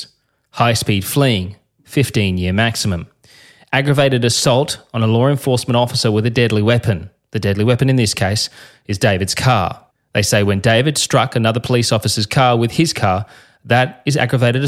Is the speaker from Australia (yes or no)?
yes; Australia; I'm a journalist from Australia.